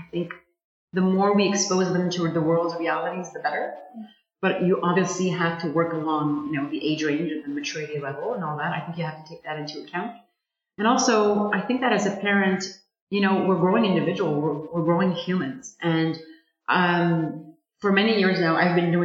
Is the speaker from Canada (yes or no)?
yes; Montreal, Quebec, Canada; also born or lived in Sainte-Adèle, Quebec; now in Ottawa, Canada; I'm a Montrealer, and I'm used to a bigger city, but I grew up in the Laurentians